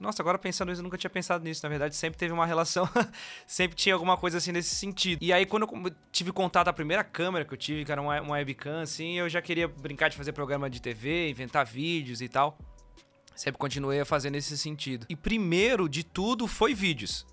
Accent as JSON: {"language": "Portuguese", "town": "Florianópolis", "region": "Santa Catarina", "country": "Brazil", "tie": "born or raised there", "said": "eu sou de Floripa e eu nasci num bairro chamado Tapera, que é um, um bairro mais de periferia, lá de Florianópolis. Aqui de Florianópolis, no caso, né?"}